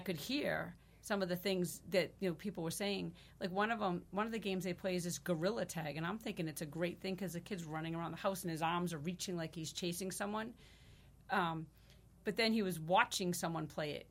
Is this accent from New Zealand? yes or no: no; Marshfield, Wisconsin, United States; I grew up in Marshfield, and I'm just proud to be a part of this community